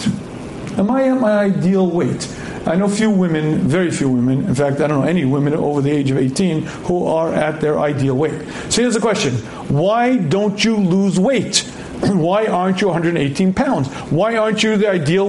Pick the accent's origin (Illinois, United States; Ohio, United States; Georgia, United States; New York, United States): New York, United States; New York City; I was born in Queens.